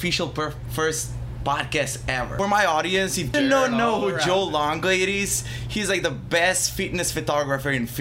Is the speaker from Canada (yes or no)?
no; Bitola, North Macedonia; moved away as an adult; now in Philadelphia, United States; Born and raised in Macedonia. So until 20, 2 years old.